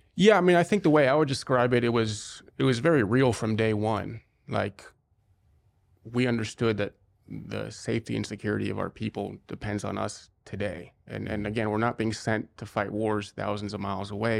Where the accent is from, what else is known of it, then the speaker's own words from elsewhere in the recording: Cincinnati, Ohio, United States; moved away as an adult; also born or lived in Israel; I was born and raised in Cincinnati, Ohio